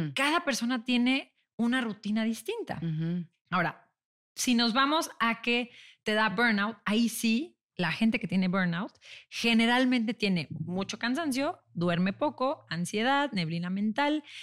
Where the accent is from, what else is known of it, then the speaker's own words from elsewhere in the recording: León, Guanajuato, Mexico; moved away as an adult; yo soy de León, me regresé a León con mi papá